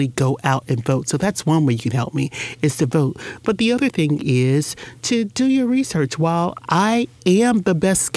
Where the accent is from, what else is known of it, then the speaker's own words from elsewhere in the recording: Jacksonville, Florida, United States; when I grew up in Jacksonville, there were businesses on Soutelle